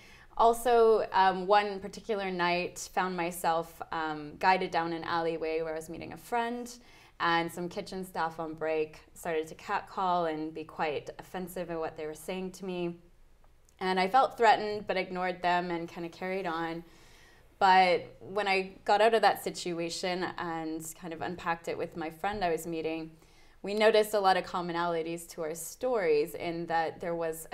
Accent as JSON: {"language": "English", "country": "Canada", "moved": "as an adult", "lives_now": "London, United Kingdom", "said": "I'm Canadian and moved over to London about 2 years ago to do my master's degree in public health"}